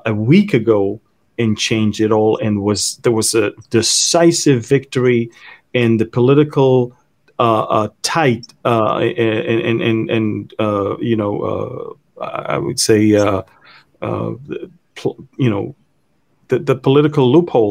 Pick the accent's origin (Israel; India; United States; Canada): Israel